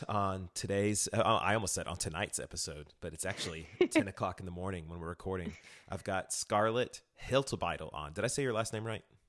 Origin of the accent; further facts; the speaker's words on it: Texas, United States; also born or lived in Houston; I'm from Texas